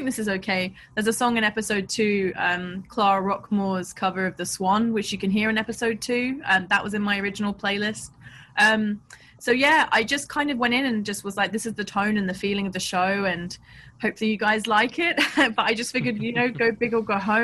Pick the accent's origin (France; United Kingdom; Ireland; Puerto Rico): United Kingdom; London; I grew up in Southeast London, I grew up near where they filmed A Clockwork Orange